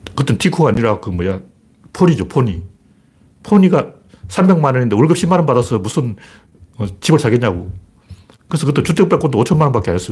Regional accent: Gyeongsang, South Korea; 나 경상도 사람인데도

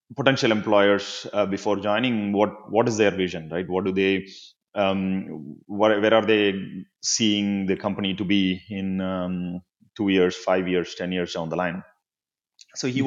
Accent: Chennai, Tamil Nadu, India; now in United States; I grew up in Chennai

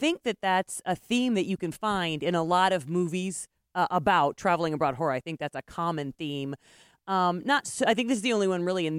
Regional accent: United States; I'm an American.

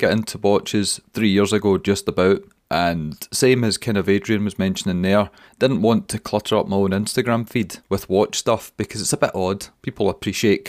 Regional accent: Scotland, United Kingdom; we're Scottish

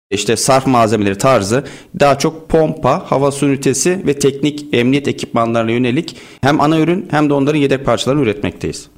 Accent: Bafra, Samsun, Turkey; now in Istanbul, Turkey; Samsun Bafralıyım. Yaklaşık 24 yıldır İstanbul'dayım.

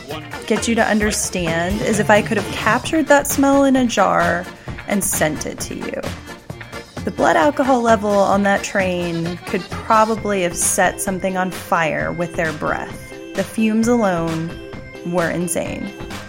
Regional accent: the South, United States; I'm from the South, so I know my fried chicken.

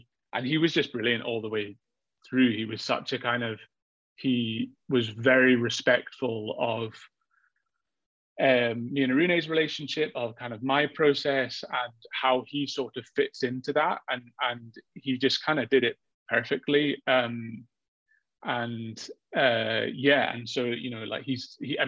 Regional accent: Edinburgh, Scotland, United Kingdom; I'm from Edinburgh

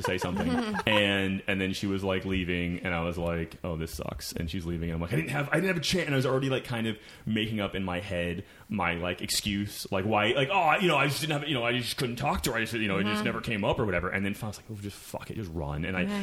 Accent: Chico, California, United States; now in Los Angeles, United States; I'm from Chico, California, which is 8.5 hours

